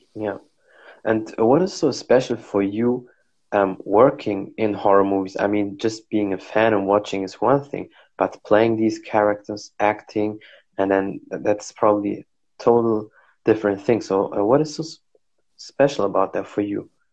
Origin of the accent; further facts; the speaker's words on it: Germany; I'm from Germany